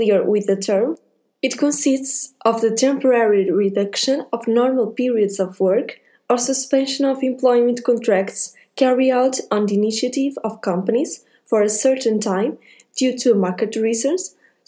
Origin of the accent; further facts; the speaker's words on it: Portugal; I'm from Portugal